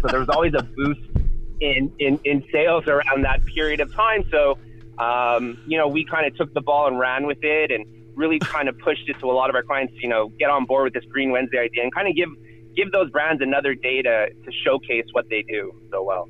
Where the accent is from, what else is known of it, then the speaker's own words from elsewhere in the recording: Montreal, Quebec, Canada; I'm originally from Montreal